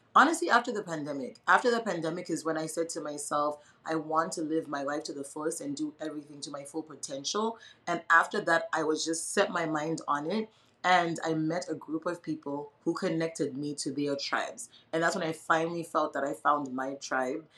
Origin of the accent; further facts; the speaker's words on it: Zimbabwe; moved away as an adult; now in United States; I was born and raised in Zimbabwe, so I only left when I was 19 years old.